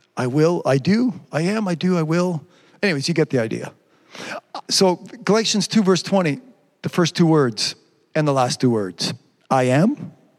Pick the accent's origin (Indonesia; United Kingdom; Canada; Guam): Canada; Quebec; I'm a Quebecer or because my accent's funny